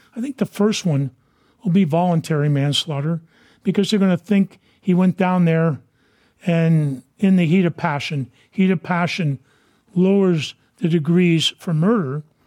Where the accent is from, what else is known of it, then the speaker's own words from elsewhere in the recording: San Francisco, California, United States; Dan White and I grew up in Portland Playground